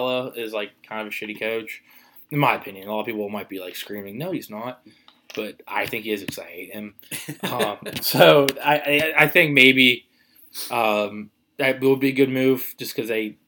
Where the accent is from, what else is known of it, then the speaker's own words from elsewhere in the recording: Pittsburgh, Pennsylvania, United States; I'm from Pittsburgh